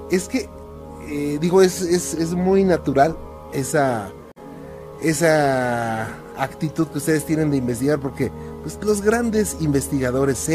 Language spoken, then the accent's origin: Spanish; León, Guanajuato, Mexico; Eh, yo soy de León, Guanajuato.